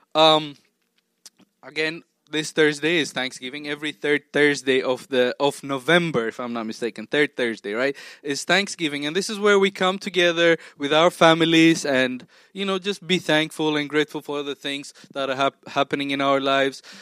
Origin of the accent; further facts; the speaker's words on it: Tanzania; also born or lived in Ethiopia / Oklahoma; now in Maryland, United States; I grew up half, more than half my life in Tanzania, which is also East Africa